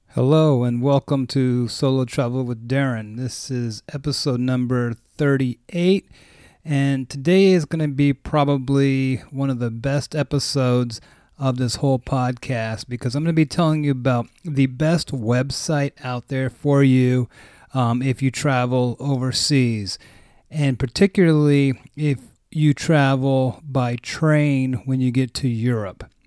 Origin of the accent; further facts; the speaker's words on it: West Coast of the US, United States; I'm from the West Coast of the U S, so there's not a lot of trains out here